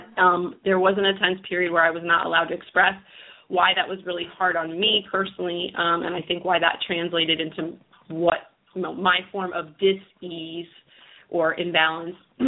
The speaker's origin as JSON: {"language": "English", "country": "United States", "said": "We're from the New York, New Jersey area. And, I grew up with a lot of friends and families that are Italian"}